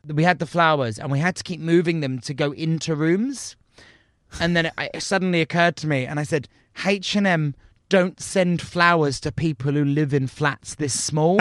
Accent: United Kingdom; as British people

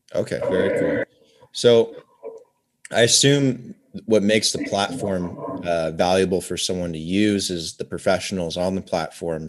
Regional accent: Oregon, United States; moved away as an adult; also born or lived in Medellin, Colombia; now in Las Vegas, United States; I grew up in Oregon

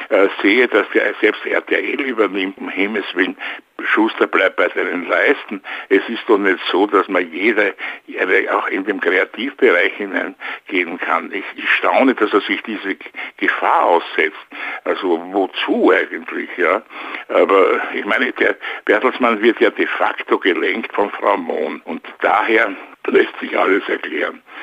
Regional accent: Vienna, Austria; now in Luxembourg; ich bin natürlich öfters in Wien, sehr gerne auch, weil es ja meine Heimatstadt ist.

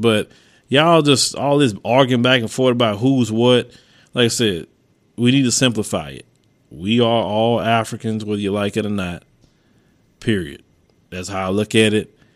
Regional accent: United States; I was born in America

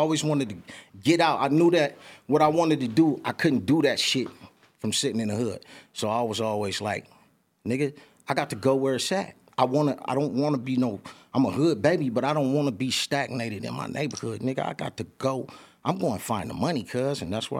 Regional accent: Los Angeles, California, United States; also born or lived in San Bernardino; I was in East L.A. Grew up over there, East L.A., boom, boom, and then we mov

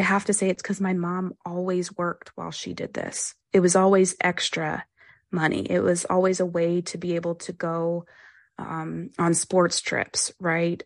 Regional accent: Pennsylvania, United States; I grew up in Pennsylvania

